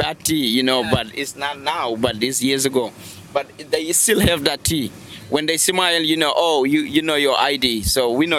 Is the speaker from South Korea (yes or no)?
no; Saint-Louis, Senegal; now in Dakar, Senegal; Yeah, I mean, Saint Louis is a quiet.